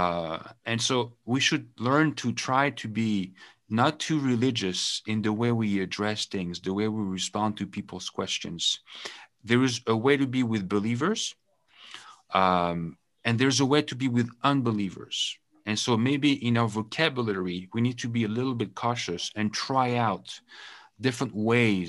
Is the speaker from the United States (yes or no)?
no; France; English is a second language; also born or lived in United Kingdom; now in Canada; I come from France